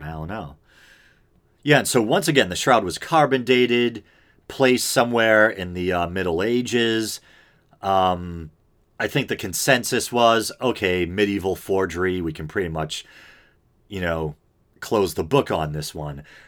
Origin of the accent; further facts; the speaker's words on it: United States; I was raised here in America